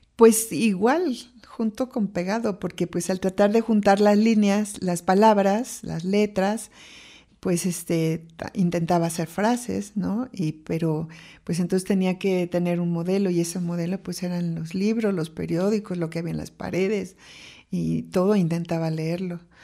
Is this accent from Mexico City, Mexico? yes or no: yes; Mexico City, Mexico; yo nací en la Ciudad de México y fui la mayor y la única mujer de cuatro hermanos